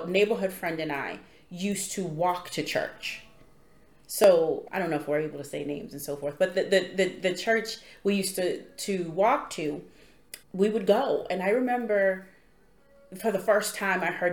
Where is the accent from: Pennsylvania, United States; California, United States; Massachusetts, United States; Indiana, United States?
Massachusetts, United States; Boston; also born or lived in Roxbury; I grew up in Dorchester